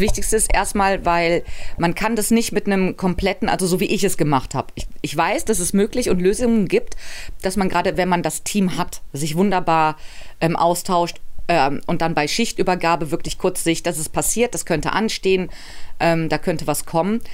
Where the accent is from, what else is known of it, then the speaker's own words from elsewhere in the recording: Cologne, North Rhine-Westphalia, Germany; ich bin Kölnerin